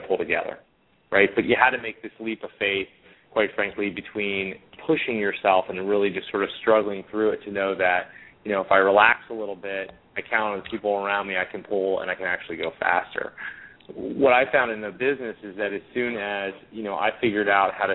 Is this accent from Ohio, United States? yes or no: yes; Cincinnati, Ohio, United States; also born or lived in Boston; Born and raised in Cincinnati, Ohio